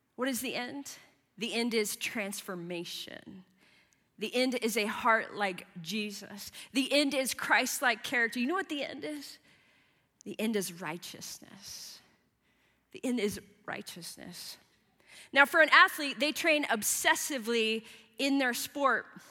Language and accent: English; Midwest, United States; moved away; I grew up in the Midwest in the 80s and the 90s